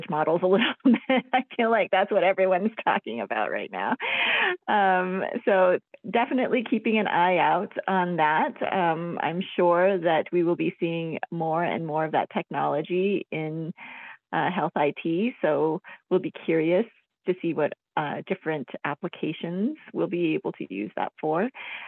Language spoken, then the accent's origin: English; Albuquerque, New Mexico, United States; I'm basically from New Mexico. I grew up here and went to school here